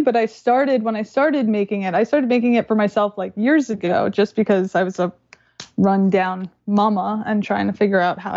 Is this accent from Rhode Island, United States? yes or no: no; New York, United States; I'm from New York